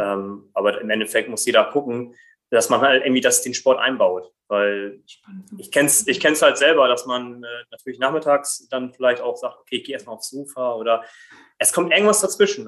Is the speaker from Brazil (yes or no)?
yes; Brazil; now in Germany; komme gebürtig aus Brasilien